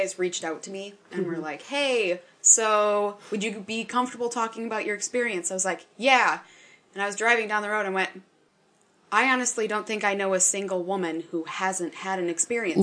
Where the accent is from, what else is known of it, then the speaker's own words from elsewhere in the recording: Northwest Wisconsin, United States; I'm from Northwest Wisconsin, where the town sizes are smaller